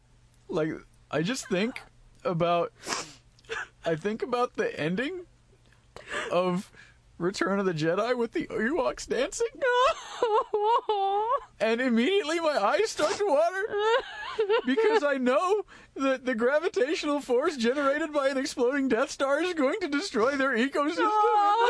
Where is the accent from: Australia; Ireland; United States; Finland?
Ireland; I'm like, that's not special. I'm Irish. That's what we do.